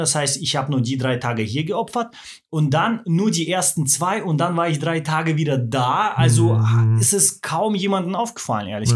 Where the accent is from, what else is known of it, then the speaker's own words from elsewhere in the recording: Swabia, Baden-Württemberg, Germany; Also ich bin, äh, im Schwaberländle aufgewachsen